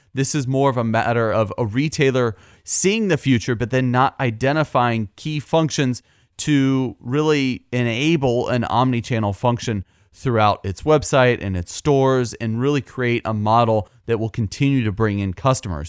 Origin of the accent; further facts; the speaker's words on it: Midwest, United States; We're both from the Midwest